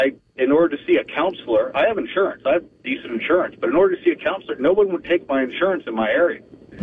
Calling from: Daytona Beach, Florida, United States; Hey, guys. It's … in Daytona.

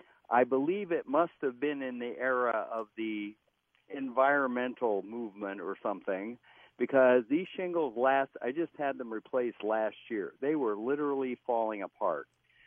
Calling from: Spring Lake Park, Minnesota, United States; I'm in Spring Lake Park.

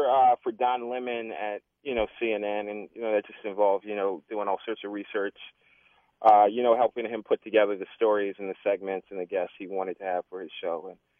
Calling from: Brooklyn, New York, United States; Well, I'm calling from the New York area. I'm actually at the Jersey Shore for a wedding of my friend.

